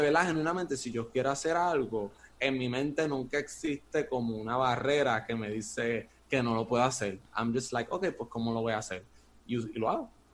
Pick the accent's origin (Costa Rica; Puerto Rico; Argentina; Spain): Puerto Rico; Caguas; also born or lived in Bairoa, Puerto Rico; now in Río Piedras, Puerto Rico; Actualmente vivo en Río Piedras, pero originalmente soy de Caguas